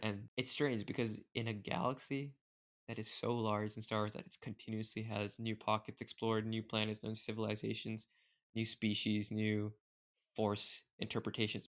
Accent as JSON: {"language": "English", "country": "India", "said": "I am also Indian"}